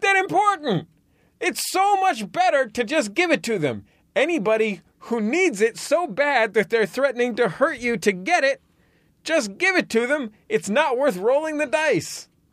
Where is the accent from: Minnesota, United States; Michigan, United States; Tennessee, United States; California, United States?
California, United States; San Francisco; I grew up in the Mission, which was a sort of lower middle class neighborhood